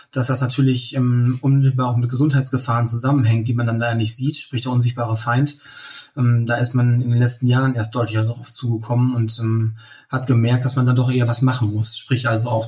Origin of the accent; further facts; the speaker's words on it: Leer, Lower Saxony, Germany; Ich komme ähm, aus dem Landkreis Leer, aus der Stadt Leer, aus Friesland.